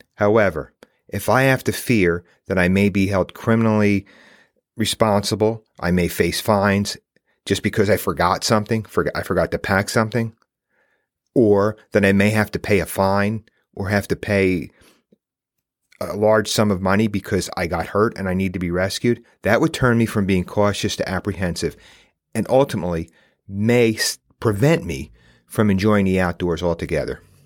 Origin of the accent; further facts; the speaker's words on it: New York, United States; I live in New York State. I grew up right outside New York City